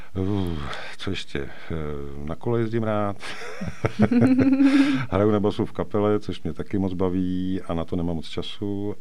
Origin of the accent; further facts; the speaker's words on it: Sokolov, Karlovy Vary Region, Czechia; also born or lived in Prague; já jsem Sokolovák jako Poleno, já jsem se tam narodil v roce 70, takže prožil jsem tam dětství na sídlišti Michal